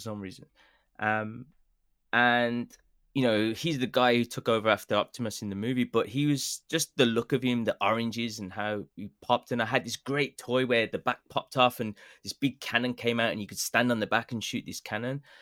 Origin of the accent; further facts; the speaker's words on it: Birmingham, West Midlands, United Kingdom; accent: Birmingham; now in Japan; my Birmingham accent